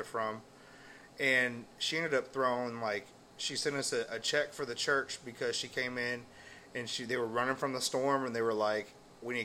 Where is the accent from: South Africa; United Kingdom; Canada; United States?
United States; Houston, Texas; now in Livingston, United States; I grew up in Houston